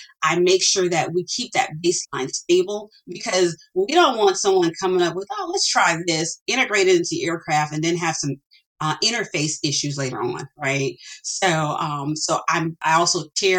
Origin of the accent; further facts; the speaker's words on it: Chicago, Illinois, United States; My parents, we grew up in Chicago. And even though I was raised in a neighborhood that was impoverished